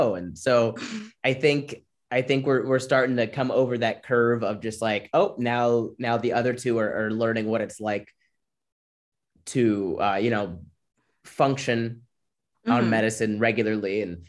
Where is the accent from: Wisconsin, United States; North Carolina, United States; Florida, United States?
Florida, United States; We grew up really poor in Florida, so I was always outside doing stuff, running, playing soccer, basketball, whatever.